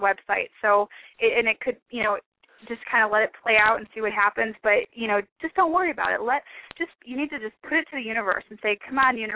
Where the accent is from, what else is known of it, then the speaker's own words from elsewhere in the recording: Detroit, Michigan, United States; moved away as an adult; also born or lived in Plymouth, Michigan; now in Arizona, United States; I'm from Detroit, Michigan, and I was running this spiritual women's group in Michigan